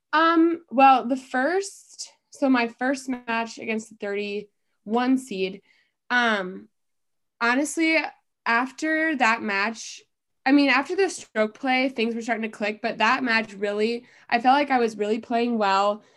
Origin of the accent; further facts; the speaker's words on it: Dubuque, Iowa, United States; also born or lived in Cedar Falls, Iowa; I'm originally from Dubuque